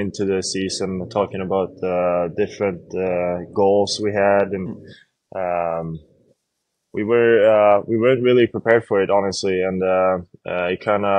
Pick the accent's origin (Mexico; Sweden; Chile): Sweden; now in Buffalo, United States; growing up in Sweden